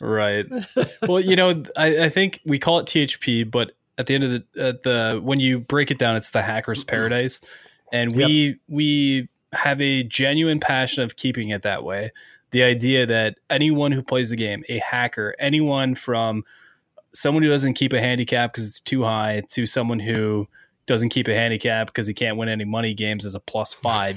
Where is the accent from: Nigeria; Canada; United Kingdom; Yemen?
Canada; Ontario; now in Ohio, United States; growing up in Ontario, Canada